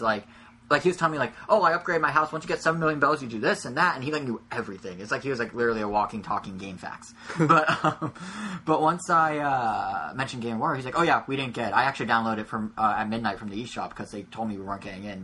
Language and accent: English; United States; first language English; I only know English because I'm American